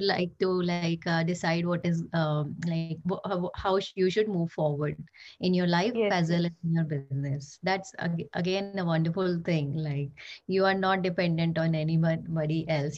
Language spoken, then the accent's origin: English; Jodhpur, Rajasthan, India; I also belong to Jodhpur only.